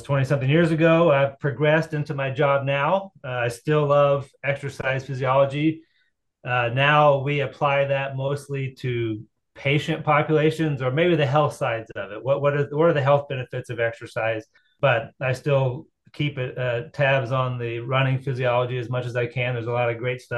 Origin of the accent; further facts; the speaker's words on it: Tennessee, United States; moved away as an adult; also born or lived in Chattanooga, Tennessee; now in Muncie, Indiana, United States; I'm originally from Tennessee, so I cut my roots in high school track and field down in Tennessee